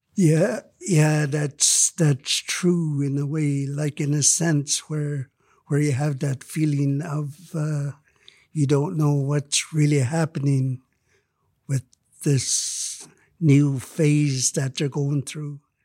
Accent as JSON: {"language": "English", "town": "Lytton", "region": "British Columbia", "country": "Canada", "tie": "born or raised there", "said": "Lytton is my hometown"}